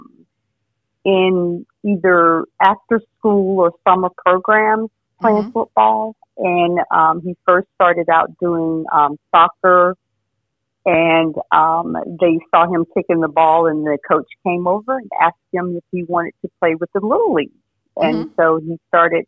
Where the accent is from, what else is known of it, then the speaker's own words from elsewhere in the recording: Georgia, United States; moved away; also born or lived in Washington, D.C.; since I grew up in Georgia and had a farm